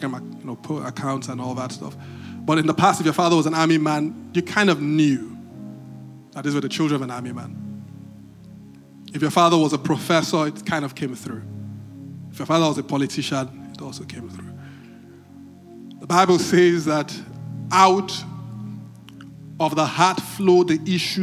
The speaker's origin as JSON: {"language": "English", "town": "Benin City", "region": "Edo", "country": "Nigeria", "tie": "born or raised there", "said": "When I was growing up, I grew up in Benin"}